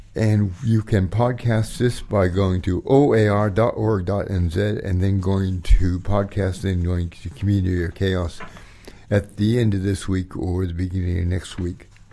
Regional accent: California, United States; now in New Zealand; I grew up in America

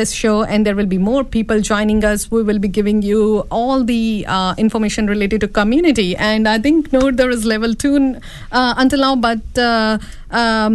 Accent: India; moved away; being an Indian woman

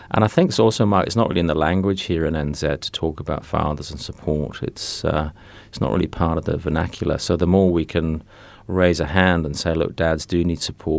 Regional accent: England, United Kingdom; now in New Zealand; I'm originally from England, been living in New Zealand for about 18 years now

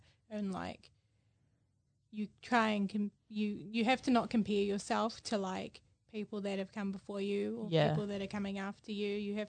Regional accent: Hamilton, Waikato, New Zealand; I'm from Hamilton.

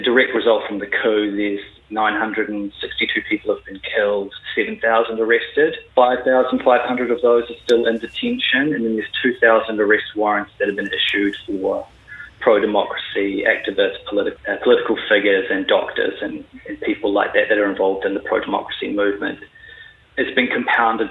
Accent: Christchurch, Canterbury, New Zealand; moved away as an adult; also born or lived in London; I'm from Christchurch, born and raised

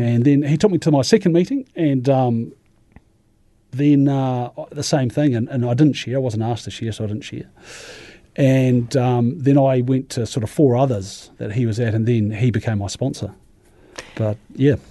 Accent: Ashburton, Canterbury, New Zealand; I come from Ashburton originally, actually, and born in Ashburton

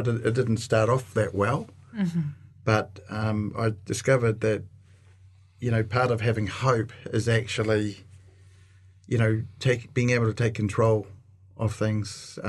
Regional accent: Auckland, New Zealand; North of Auckland.

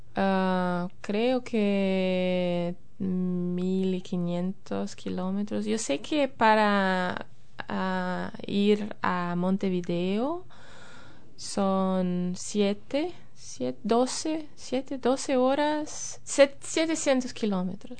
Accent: Porto Alegre, Rio Grande do Sul, Brazil; first language Portuguese; Spanish is a second language; moved away as an adult; now in New Zealand; yo soy del sur de Brasil, de una ciudad de puerto Alegre, es la capital del estado de Río Grande do Sul

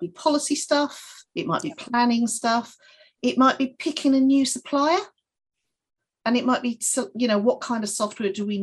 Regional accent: United Kingdom; moved away as an adult; now in New Zealand; I'm a Brit

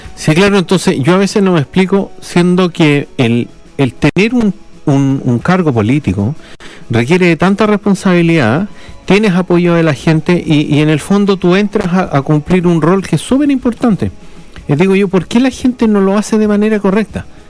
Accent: Chile; accent: Chilean; now in Christchurch, New Zealand; ni siquiera el chileno no lo reconoce porque tenemos un acento bastante particular

